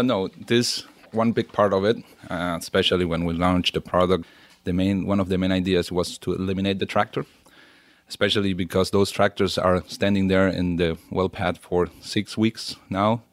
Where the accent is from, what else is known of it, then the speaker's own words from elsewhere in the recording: Venezuela; moved away as an adult; also born or lived in Germany; now in Stuttgart, Germany; I grew up in Venezuela, and been in Germany my last fifteen years